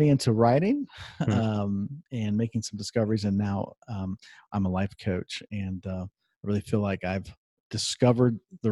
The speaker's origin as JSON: {"language": "English", "town": "Columbus", "region": "Ohio", "country": "United States", "tie": "born or raised there", "said": "I'm originally from Columbus, Ohio, and that would make me a Buckeye fan. And I grew born and raised there"}